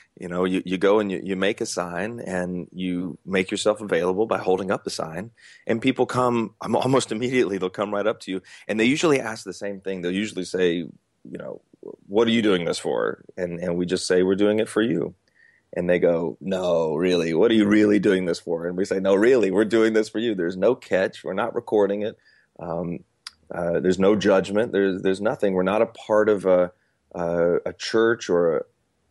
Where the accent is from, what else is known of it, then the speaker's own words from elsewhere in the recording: Atlanta, Georgia, United States; now in North Carolina, United States; I'm currently in North Carolina, but I'm originally from Atlanta, and I'm Southern